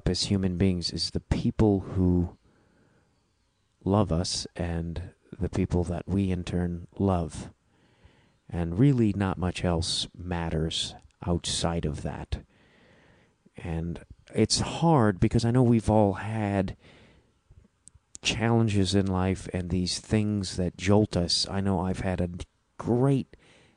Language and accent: English; Chicago, Illinois, United States; accent: Chicago accent, Midwestern flat A; There's my Chicago accent slipped out there a little bit. My Midwestern flat